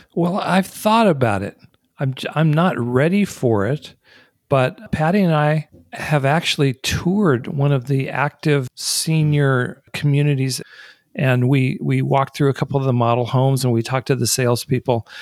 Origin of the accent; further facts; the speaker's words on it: Colorado Springs, Colorado, United States; they've got one in my hometown